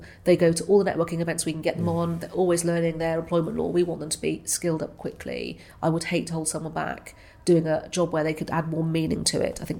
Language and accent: English; Wales, United Kingdom; I'm a big Welsh rugby fan. I know I don't sound particularly Welsh, lost my accent, but I'm a huge fan of rugby.